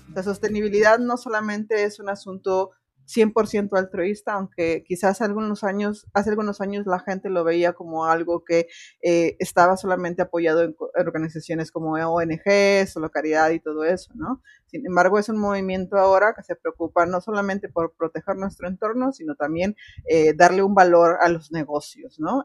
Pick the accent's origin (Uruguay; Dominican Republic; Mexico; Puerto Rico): Mexico; now in Spain; soy de México